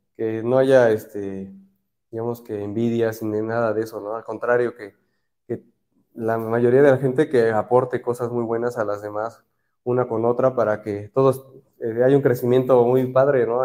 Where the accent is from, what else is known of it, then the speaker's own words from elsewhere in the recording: Orizaba, Veracruz, Mexico; soy de Orizaba, Veracruz